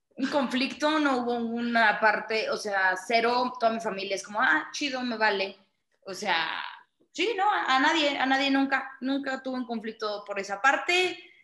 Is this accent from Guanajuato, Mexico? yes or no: no; Monterrey, Nuevo León, Mexico; yo soy de Monterrey